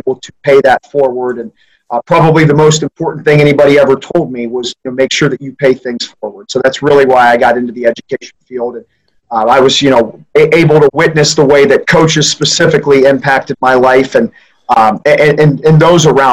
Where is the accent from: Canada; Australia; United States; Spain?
United States; Knox County, Central Ohio; I grew up in Central Ohio in Knox County, basically in the very center